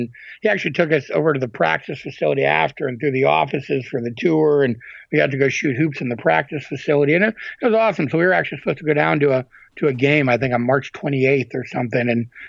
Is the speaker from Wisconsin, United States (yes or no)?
yes; Green Bay, Wisconsin, United States; I'm from Green Bay